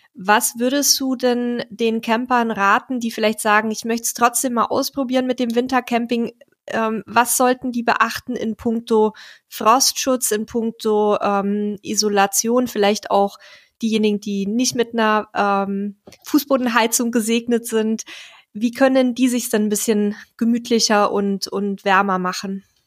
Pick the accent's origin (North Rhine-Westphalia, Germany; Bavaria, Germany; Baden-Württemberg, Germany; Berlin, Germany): Bavaria, Germany; meine Heimat